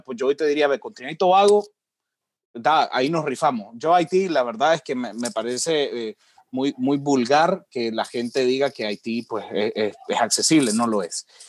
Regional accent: Nicaragua; yo soy muy nicaragüense

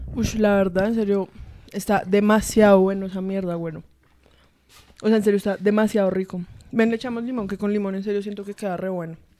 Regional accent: Colombia; soy colombiana

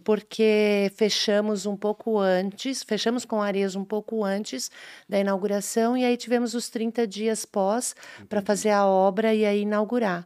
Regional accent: Indaial, Santa Catarina, Brazil; eu nasci em Dayal

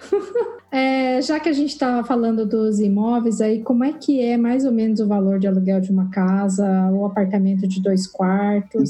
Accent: Curitiba, Paraná, Brazil; also born or lived in São José; now in Toronto, Canada; eu sou de Curitiba, eu morava em São José

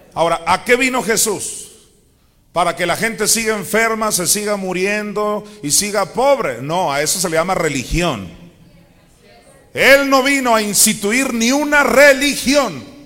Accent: Mexico; also born or lived in Chandler, Arizona; soy de México

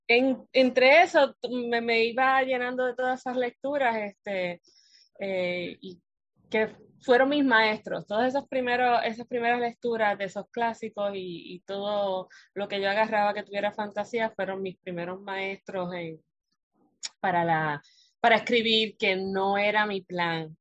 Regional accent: Puerto Rico; aquí en, la isla archipiélago, somos archipiélago de Puerto Rico

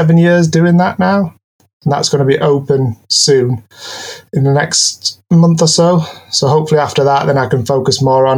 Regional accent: Keswick, North West England, United Kingdom; now in Newcastle, United Kingdom; I live in Newcastle. I'm originally from Cumbria, from Keswick

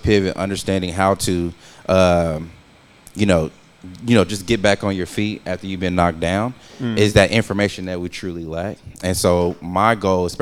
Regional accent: Wyandotte County, Kansas, United States; growing up in Wyandotte County

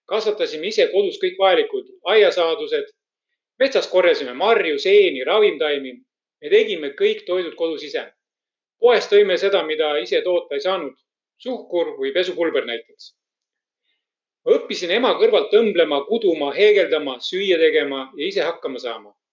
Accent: Estonia; moved away as an adult; elu esimesed kõige tähtsamad kaheksateist eluaastat möödusid Venemaa poolt okupeeritud Eestis. mina kasvasin üles maal väga tagasihoidlikutes tingimustes.

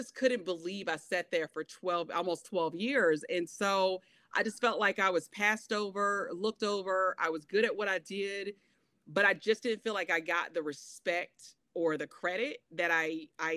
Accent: Shelby, North Carolina, United States; I was born and raised in Shelby, North Carolina

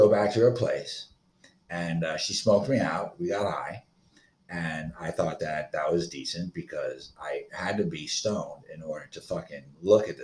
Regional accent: Florida, United States; I am from Florida

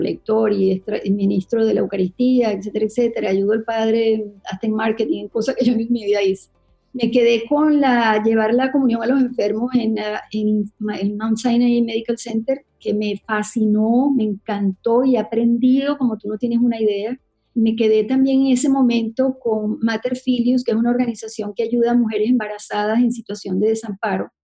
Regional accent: Venezuela; moved away as an adult; also born or lived in Connecticut / New York; somos los venezolanos

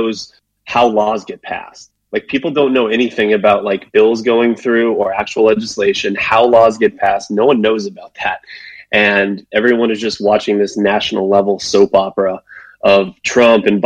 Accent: Washington, D.C. area, Northern Virginia, United States; moved away as an adult; also born or lived in Spain / North Carolina / California; I'm originally from the Washington, D.C. area, Northern Virginia. And so that's where I grew up.

